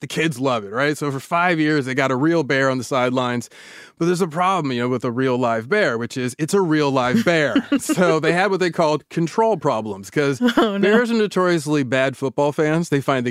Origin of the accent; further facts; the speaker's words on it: Davis, California, United States; growing up in Davis